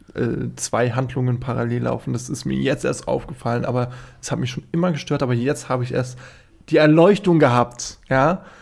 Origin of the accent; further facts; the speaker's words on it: Friedberg, Hesse, Germany; also born or lived in Darmstadt; wo ich herkomme, aus Karben, Friedberg, wie gesagt, Friedberg in äh, Hessen